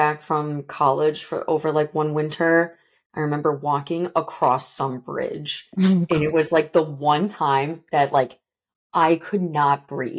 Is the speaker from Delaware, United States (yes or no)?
no; Chicago, Illinois, United States; born or raised there; also born or lived in Kansas City; now in Boston, United States